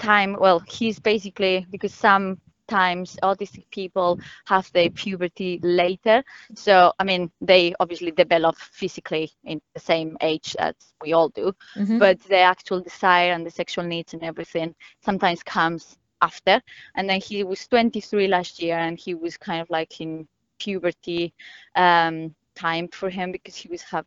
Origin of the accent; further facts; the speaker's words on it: Spain; moved away; I am from Spain